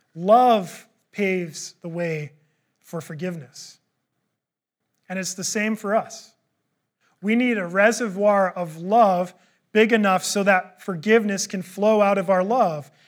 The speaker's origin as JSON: {"language": "English", "country": "Canada", "said": "I'm a Canadian"}